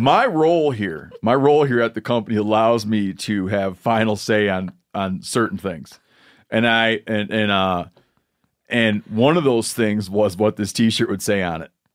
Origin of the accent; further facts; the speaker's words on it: Michigan, United States; now in Montana, United States; I grew up in Michigan